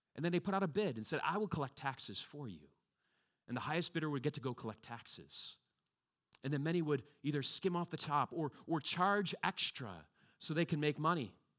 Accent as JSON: {"language": "English", "country": "United States", "tie": "born or raised there", "moved": "yes", "said": "growing up in the States like me"}